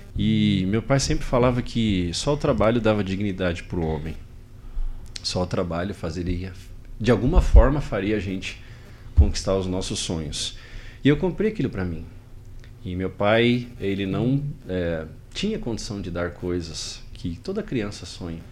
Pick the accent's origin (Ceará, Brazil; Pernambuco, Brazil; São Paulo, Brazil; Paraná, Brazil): São Paulo, Brazil; Pirassununga; Eu sou de Pirassununga, interior de São Paulo